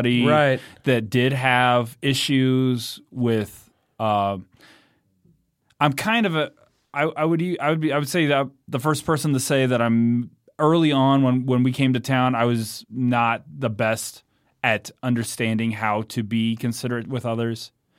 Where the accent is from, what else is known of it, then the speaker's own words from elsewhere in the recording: Greeley, Colorado, United States; now in Denver, United States; We were from Greeley, Colorado.